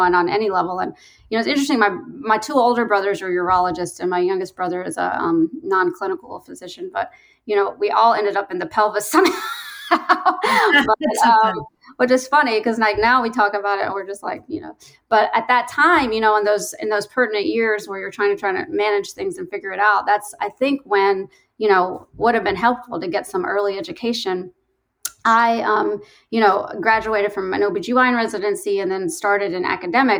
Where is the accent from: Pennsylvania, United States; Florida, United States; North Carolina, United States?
North Carolina, United States; now in Chicago, United States; I grew up in the South in North Carolina